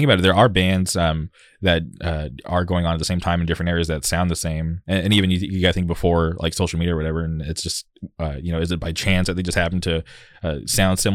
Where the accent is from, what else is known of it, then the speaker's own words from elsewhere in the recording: Southern California, United States; growing up in the Southern California scene and going to shows in like Orange County, Inland Empire, L.A., that was just the norm for me